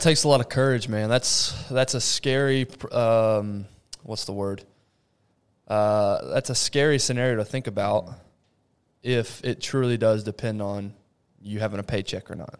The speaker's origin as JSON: {"language": "English", "town": "Abilene", "region": "Texas", "country": "United States", "tie": "born or raised there", "also_born_or_lived": "Rio de Janeiro, Brazil", "said": "Abilene, Texas is nothing."}